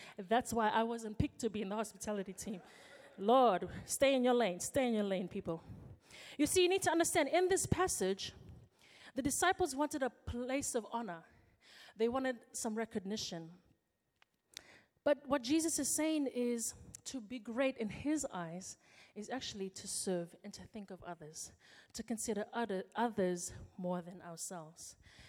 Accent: Fiji; now in New Zealand; When I come home from New Zealand, I go to Fiji for my holiday. I walk into the house and for one day I'm treated like a princess.

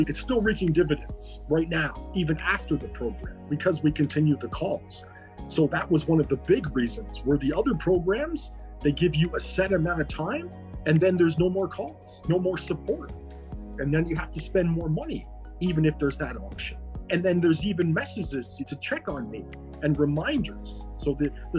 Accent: Ontario, Canada; I'm from Ontario, Canada

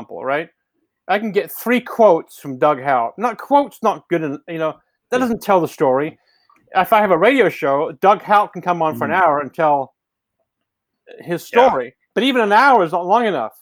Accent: England, United Kingdom; now in Santa Cruz, United States; I'm from England

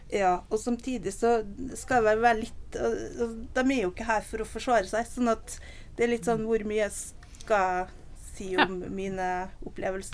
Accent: Nordvestlandet, Norway; moved away; also born or lived in Oslo; Jeg er oppvokst på Nordvestlandet.

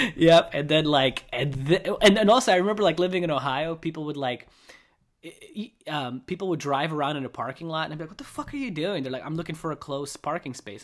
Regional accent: Russia; now in United States; I grew up in Russia

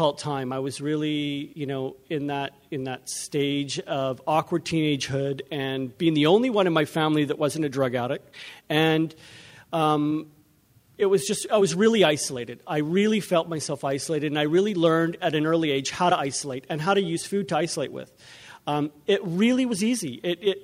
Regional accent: Vancouver, British Columbia, Canada; I'm from Vancouver. We drove up here

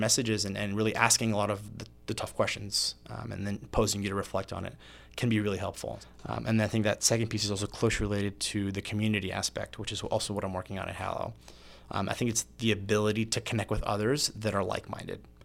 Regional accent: Meridian, Mississippi, United States; moved away as an adult; also born or lived in Puerto Rico / Biloxi, Mississippi / Indiana; grew up and went to high school in Meridian, Mississippi

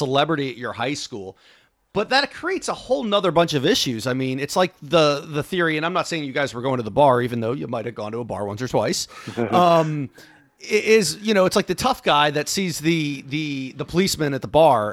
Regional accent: United States; I'm from Washington

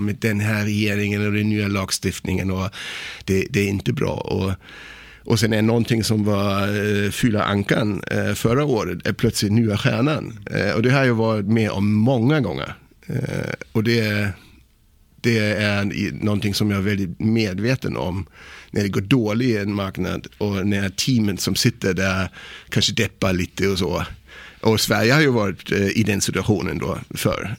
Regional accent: Kiel, Schleswig-Holstein, Germany; Swedish is a second language; moved away as an adult; now in Sweden; jag är född i Tyskland, i Kiel

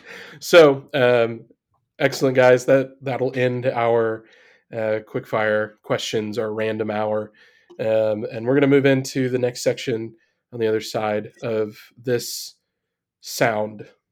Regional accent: Midwest, United States; I grew up in the heart of the Midwest in a tiny little town

